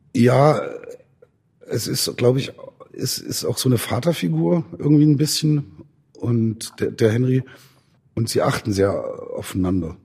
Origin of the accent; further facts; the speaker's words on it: Zeitz, Saxony-Anhalt, Germany; ich bin ja in Zeitz aufgewachsen